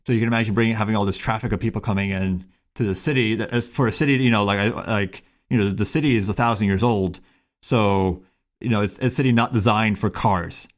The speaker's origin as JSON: {"language": "English", "town": "Miami", "region": "Florida", "country": "United States", "tie": "born or raised there", "said": "I grew up in Miami, Florida"}